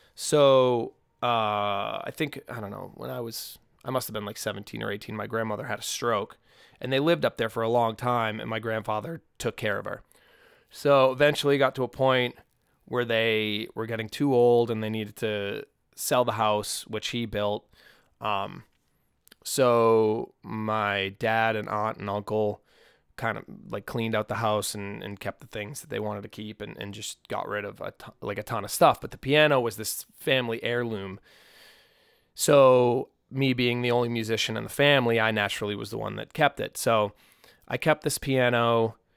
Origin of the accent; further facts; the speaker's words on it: United States; growing up on the North Shore